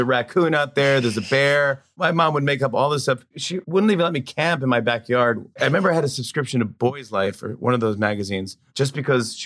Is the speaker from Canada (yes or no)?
no; Saugerties, New York, United States; also born or lived in Brooklyn, New York; I'm from upstate New York, Socrates, New York, which is a beautiful little town